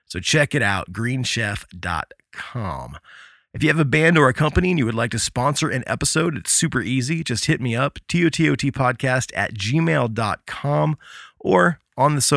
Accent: Midwest, United States; growing up in the Midwest

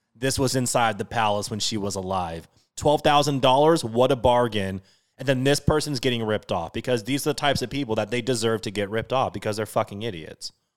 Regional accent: Washington, United States; So I'm from Washington State. I'm a Seattle diehard, everything.

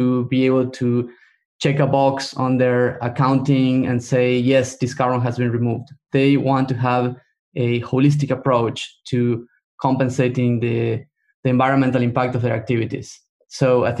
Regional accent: Argentina; moved away; I come from Argentina.

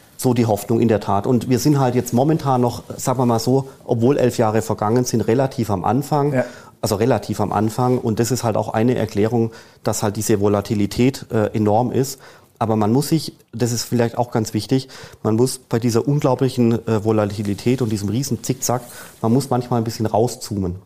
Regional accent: Germany; als Deutscher in Deutschland

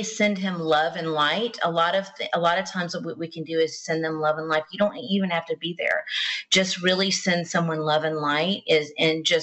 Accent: the South, United States; I'm from the South. We say things different.

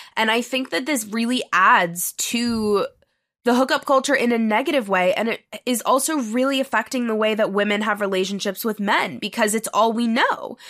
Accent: New York City, New York, United States; moved away as an adult; also born or lived in Los Angeles, California; I'm from New York City, born and raised.

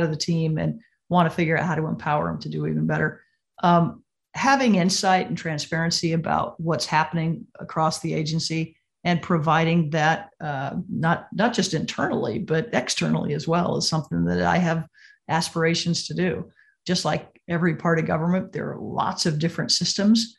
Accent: Missouri, United States; my home state of Missouri

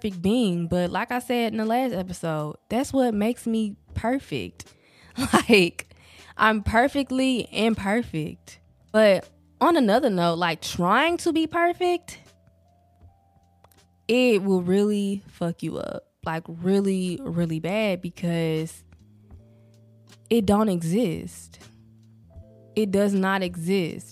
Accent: the South, United States; accent: southern, country; I really can hear the southern, the countryness of my accent

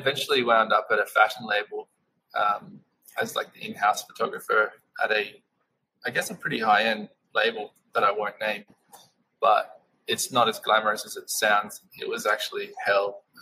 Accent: Australia; moved away as an adult; now in United States; My wife Amanda is American, I'm Australian

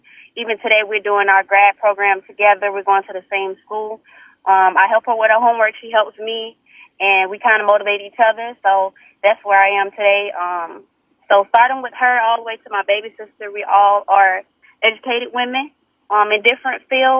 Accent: Orlando, Florida, United States; I'm born and raised in Orlando, Florida, Tesla Park. Come from a single parent home. I am the third oldest of four girls.

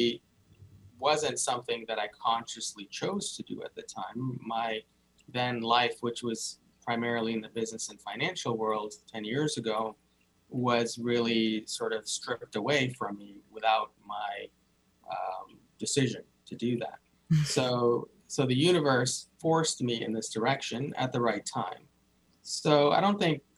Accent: India; I was born in India, I grew up in a traditional Indian family

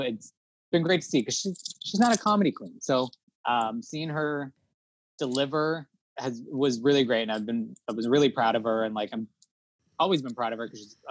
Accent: Toronto, Ontario, Canada; we're from Toronto

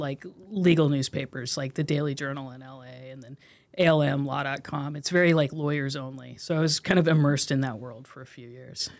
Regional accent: Corvallis, Oregon, United States; I grew up in Corvallis, Oregon

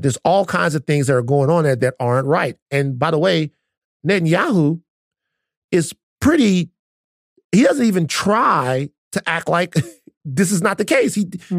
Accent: United States; me as an American

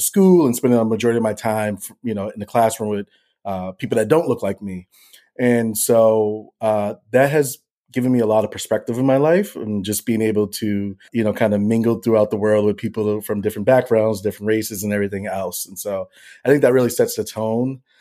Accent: Boston, Massachusetts, United States; I'm born and raised in Boston, Massachusetts

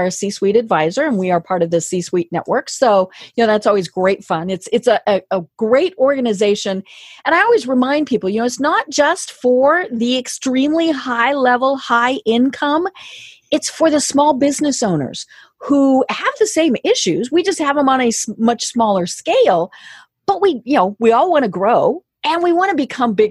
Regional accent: Midwest, United States; I'm from the Midwest, and so I'm familiar with co-ops, but they were farmer co-ops

